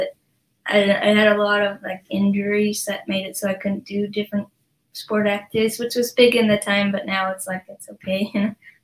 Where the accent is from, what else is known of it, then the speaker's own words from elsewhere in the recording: Idaho Falls, Idaho, United States; also born or lived in Utah; I lived in Idaho